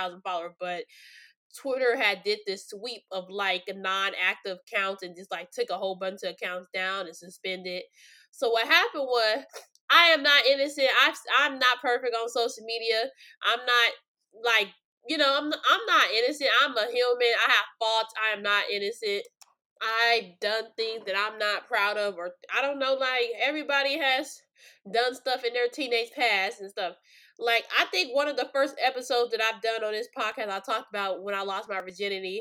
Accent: Los Angeles, California, United States; also born or lived in New York; my hometown of sunny California

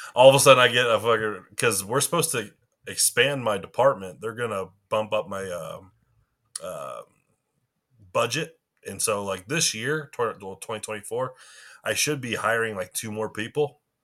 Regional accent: St. Louis, Missouri, United States; we're from Saint Louis

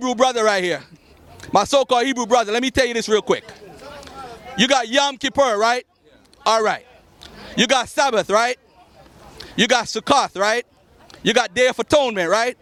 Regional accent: Jamaica; I'm from Jamaica, where my mom had me

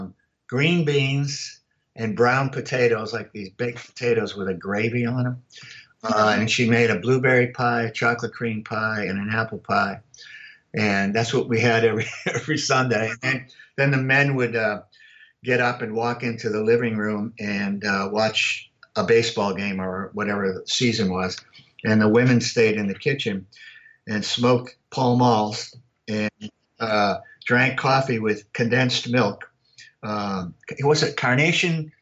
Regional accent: Worcester, Massachusetts, United States; moved away as an adult; also born or lived in Arkansas / Louisiana / Georgia; now in Miami, United States; I grew up in Worcester, Mass, and primarily almost in a housing project

